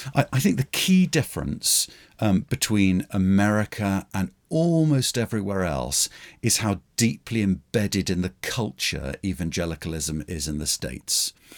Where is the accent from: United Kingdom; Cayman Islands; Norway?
United Kingdom; as a Brit